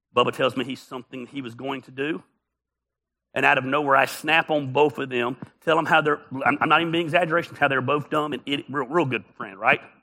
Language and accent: English; the South, United States; we're from the South